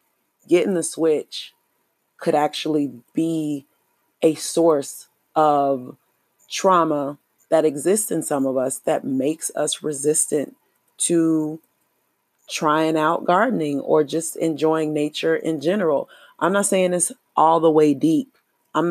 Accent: United States; I am an American Black or an African American

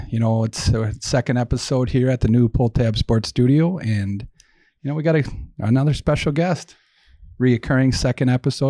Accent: Saint Paul, Minnesota, United States; Born and bred on St. Paul's East Side, where it was everybody looking out for each other, no BS, and tell it like it is.

